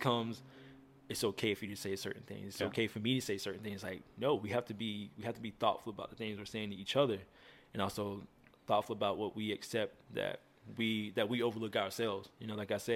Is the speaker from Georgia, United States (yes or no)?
yes; Dawson, Georgia, United States; also born or lived in Albany, Georgia; I'm originally from Albany, Georgia, where I was born and slightly raised. And I moved to the city like right outside of it. And it's called Dawson